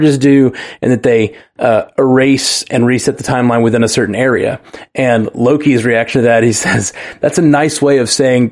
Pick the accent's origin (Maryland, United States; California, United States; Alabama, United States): Alabama, United States; my home state